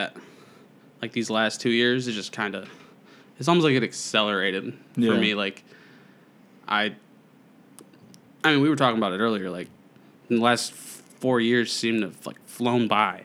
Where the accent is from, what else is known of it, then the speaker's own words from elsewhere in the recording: Fraser, Michigan, United States; I'm from the tiny town of Fraser, Michigan.